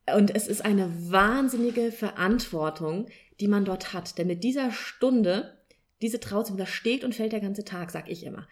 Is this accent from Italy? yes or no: no; Kelkheim, Hesse, Germany; ich komme aus Kelkheim